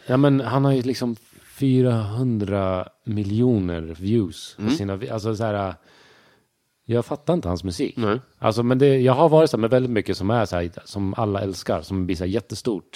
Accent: Sweden; jag är uppväxt i Sverige. Jag, jag, känner inte att jag har så mycket brytning så här

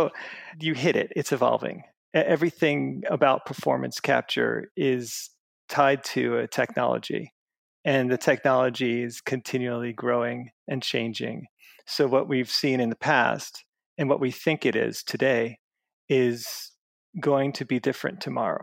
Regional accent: Long Island, New York, United States; I grew up in Long Island, New York

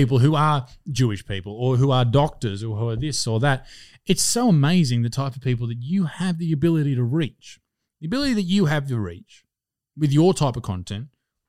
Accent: Newcastle, New South Wales, Australia; I grew up in Newcastle. Never met a Jew.

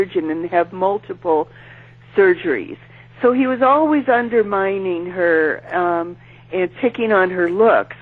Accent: San Francisco, California, United States; I'm from San Francisco.

